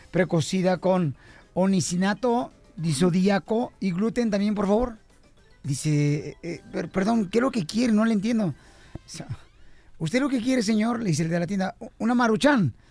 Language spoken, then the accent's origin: Spanish; Ocotlán, Jalisco, Mexico; de Ocotlán, Jalisco, la tierra del paraíso y del cielo, compa.